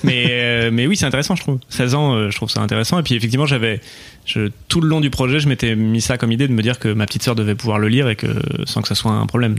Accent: Bordeaux, Nouvelle-Aquitaine, France; je, suis né à Bordeaux.

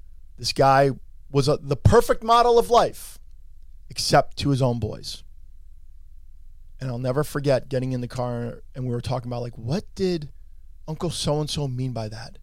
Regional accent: Allendale, New Jersey, United States; I'm from Bergen County. I'm an Allendale boy

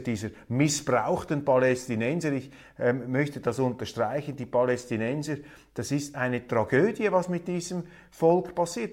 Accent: Switzerland; wir als Schweizer

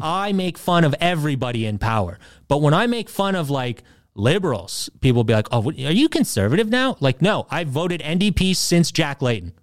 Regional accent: Canada; we're Canadian

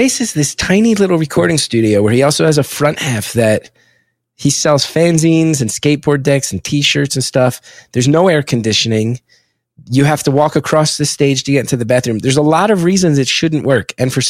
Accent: West Orange, New Jersey, United States; also born or lived in Montclair, New Jersey; I grew up in West Orange, lived in Montclair for a year or two

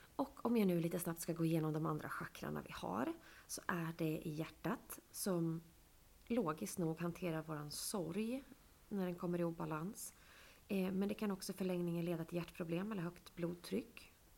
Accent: Sweden; jag är född i Sverige

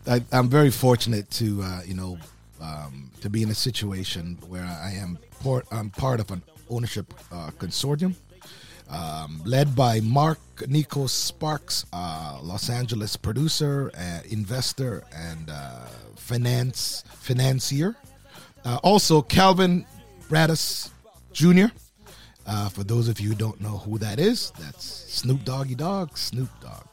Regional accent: Canada; as a Canadian

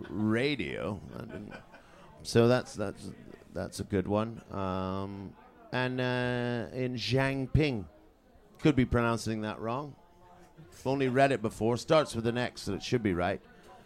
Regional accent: Canada; born or raised there; also born or lived in Trinidad and Tobago; now in London, United Kingdom

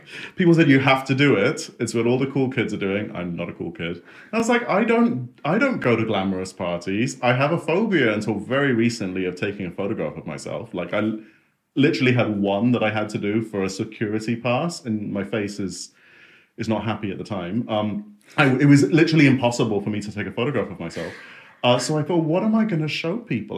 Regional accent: Singapore; Uh, in Singapore.

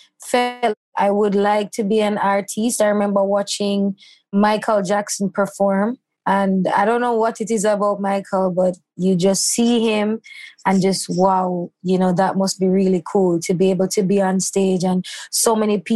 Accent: Christiana, Manchester Parish, Jamaica; moved away as an adult; now in Kingston, Jamaica; I moved from my hometown in Christiana

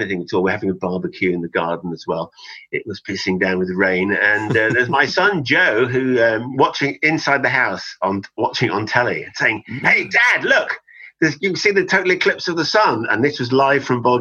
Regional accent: West Cornwall, South West England, United Kingdom; moved away; I was born and brought up in West Cornwall

